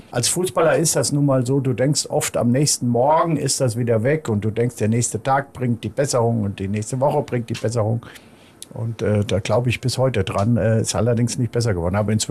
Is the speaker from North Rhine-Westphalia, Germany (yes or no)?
yes; North Rhine-Westphalia, Germany; Er gehört auch noch zu Nordrhein-Westfalen, ist meine Heimat.